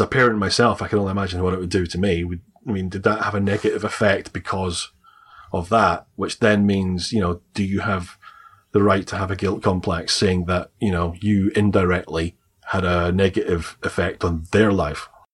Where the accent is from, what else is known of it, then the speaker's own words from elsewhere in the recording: Scotland, United Kingdom; accent: Scottish; I'm Scottish, I have a Scottish accent.